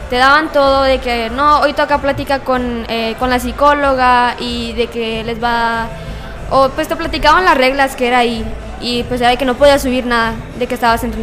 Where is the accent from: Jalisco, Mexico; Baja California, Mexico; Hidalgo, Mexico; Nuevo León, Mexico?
Hidalgo, Mexico; Pachuca; ¿de dónde vienes? No, vengo de, de no, vengo de Pachuca y yo.